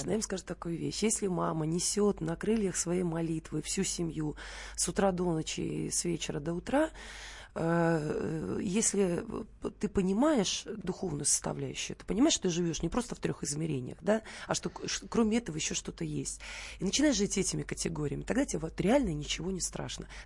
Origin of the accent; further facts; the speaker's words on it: Vitebsk, Vitebsk Region, Belarus; moved away; Антон из Пензы, я из Витебска. А, ага. Родом, да. Угу, угу. Из э, еврейской черты оседлости.